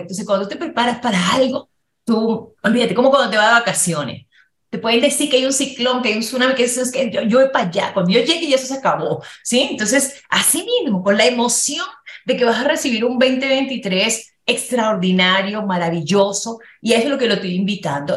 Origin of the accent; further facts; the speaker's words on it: Dominican Republic; now in Mexico City, Mexico; yo nací en República Dominicana con mi mamá, y mi mamá pues emigró para tener una mejor calidad de vida para nosotros.